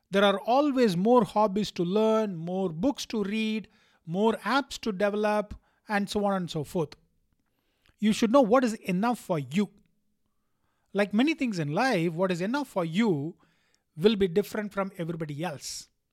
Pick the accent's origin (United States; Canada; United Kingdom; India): India; being an Indian